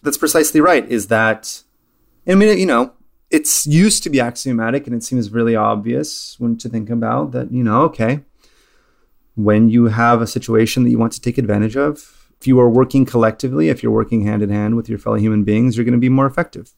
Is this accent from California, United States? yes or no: yes; California, United States; growing up in California